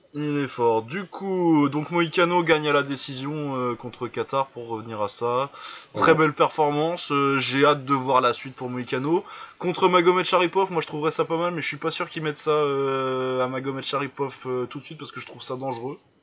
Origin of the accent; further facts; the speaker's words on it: Lille, Hauts-de-France, France; je suis lillois